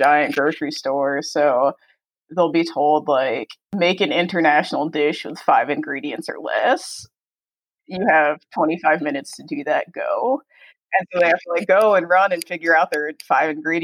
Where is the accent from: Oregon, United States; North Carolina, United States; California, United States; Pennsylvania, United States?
Pennsylvania, United States; moved away as an adult; restaurant in my hometown